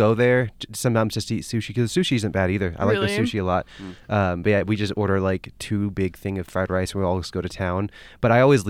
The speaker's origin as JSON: {"language": "English", "region": "Texas", "country": "United States", "moved": "yes", "lives_now": "Rexburg, United States", "said": "I'm from Texas."}